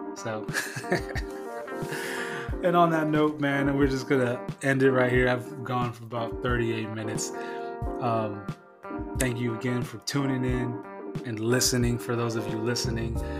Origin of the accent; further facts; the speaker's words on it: San Diego, California, United States; made in San Diego, California, my hometown